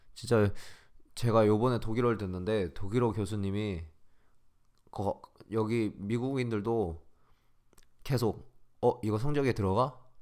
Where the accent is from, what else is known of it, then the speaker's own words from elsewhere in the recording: South Korea; 우리는 진짜 똑똑해요, 한국인